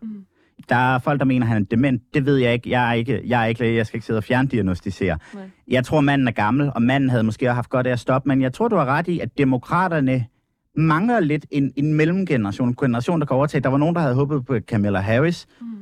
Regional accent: Denmark

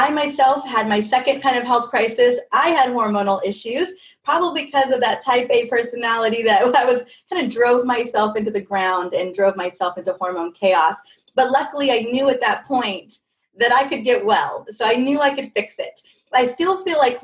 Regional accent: California, United States; I grew up in California, all over California

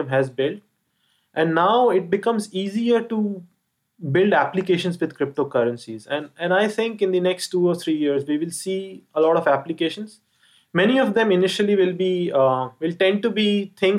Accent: India; me being an Indian

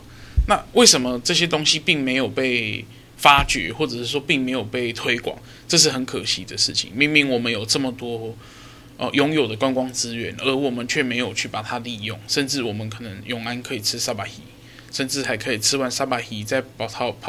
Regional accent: Kaohsiung, Taiwan; 高身为一个高雄人就会觉得怎么可能？

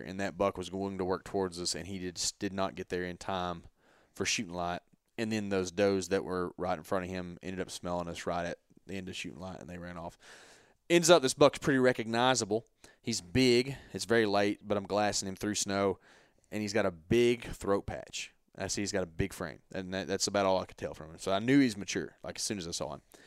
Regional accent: Texas, United States; we're from Texas

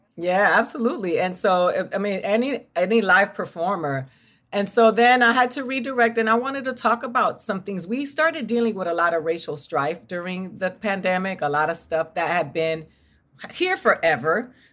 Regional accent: Miami, Florida, United States; moved away as an adult; I grew up in Miami

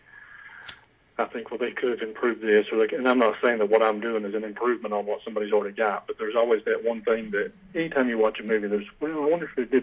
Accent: Knoxville, Tennessee, United States; Knoxville, Tennessee. I've lived here my whole life, and I'm 43 now

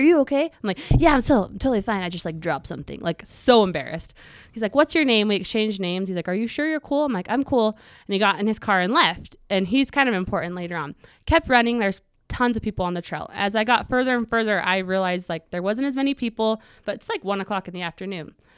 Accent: Pleasant Grove, Utah, United States; also born or lived in Cedar City, Utah; I grew up here in Pleasant Grove, just in Utah County.

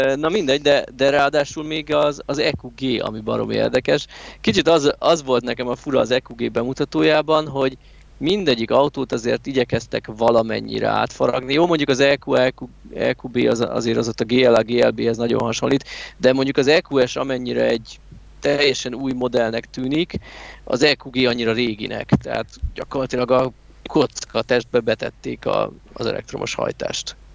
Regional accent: Hungary

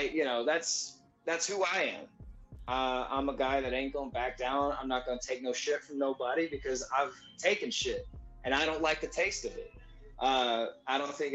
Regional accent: Texas, United States; also born or lived in San Antonio, Texas / Houston, Texas; I'm just a kid from Texas

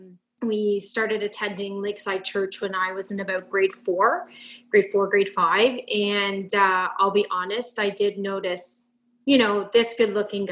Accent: Erin, Ontario, Canada; also born or lived in Guelph; So I was born in Guelph and when I was about 4 years old, our family decided to move out to the country. My dad grew up on a farm out there near the town of Erin.

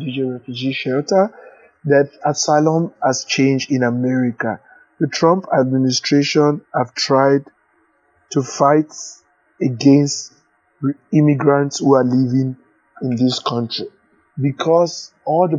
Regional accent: Nigeria; moved away as an adult; now in United States; I came because I was fleeing persecution from my home country, Nigeria.

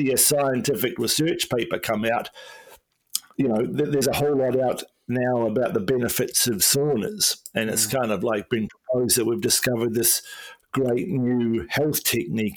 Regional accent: Nelson, New Zealand; moved away as an adult; also born or lived in Wellington, New Zealand / Australia; I'm originally from Nelson in New Zealand

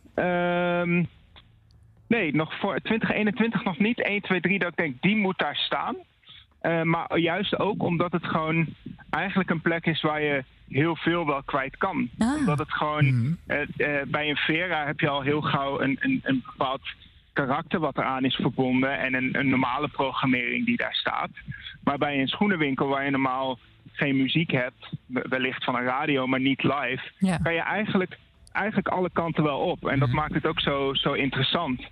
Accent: Groningen, Netherlands; bij ons in Groningen

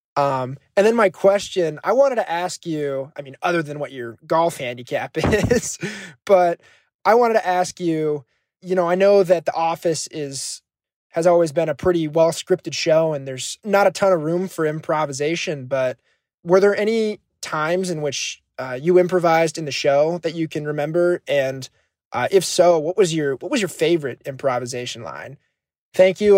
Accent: Johnston, Iowa, United States; I'm from Johnston, Iowa, and I'm currently a senior at the University of Iowa

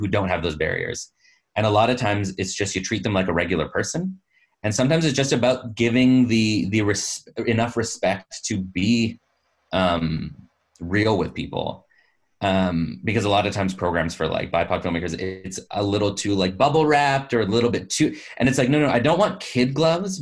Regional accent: Canada; I'm a straight male, born and raised in Canada, full citizenship. I have this accent, which is not detectably foreign

